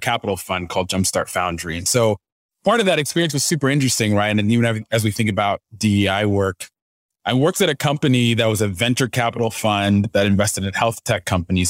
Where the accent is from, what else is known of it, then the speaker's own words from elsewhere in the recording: Dallas, Texas, United States; moved away as an adult; also born or lived in Ghana (parents) / Abilene, Texas / Spokane, Washington; now in Nashville, United States; I grew up in the Dallas area